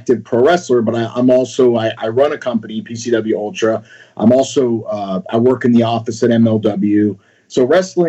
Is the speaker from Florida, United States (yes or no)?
yes; Florida, United States; moved away as an adult; also born or lived in New York; now in California, United States; I moved to Florida like most New Yorkers